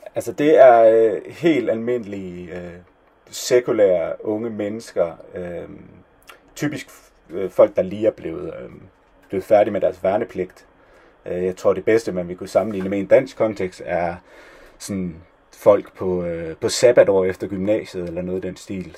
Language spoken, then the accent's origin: Danish; Denmark; moved away as an adult; also born or lived in Copenhagen; now in Israel; som dansker